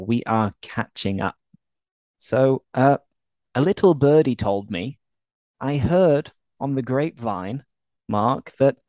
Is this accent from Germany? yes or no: no; Leeds, Yorkshire and the Humber, United Kingdom; moved away; also born or lived in Spain / Belgium; I'm from Leeds, which is a town in the north of England, actually a city. It's very close to Manchester.